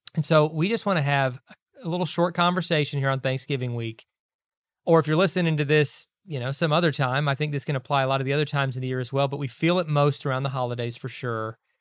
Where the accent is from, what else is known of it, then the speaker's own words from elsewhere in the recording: Kentucky, United States; moved away; We grew up in Kentucky